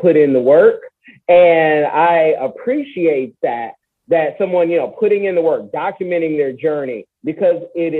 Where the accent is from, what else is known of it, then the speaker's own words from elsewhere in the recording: Oakland, California, United States; I'm from Oconda